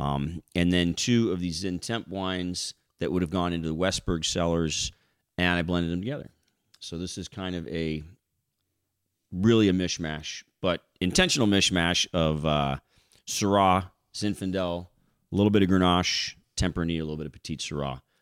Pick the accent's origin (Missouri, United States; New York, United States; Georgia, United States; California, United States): California, United States; Paso Robles; moved away as an adult; also born or lived in Florida; I grew up on Willow Creek Road in Willow Creek District